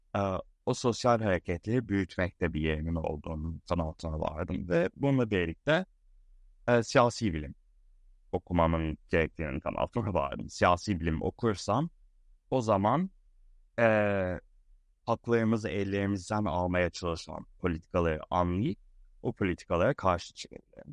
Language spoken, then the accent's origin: Turkish; Istanbul, Turkey; moved away; also born or lived in Boston, United States; Boston'da doğdum. İstanbul'da büyüdüm